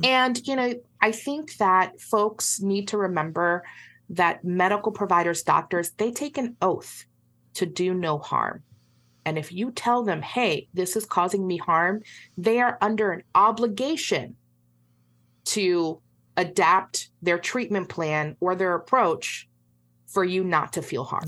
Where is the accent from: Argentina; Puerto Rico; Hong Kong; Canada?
Puerto Rico; I'm from Puerto Rico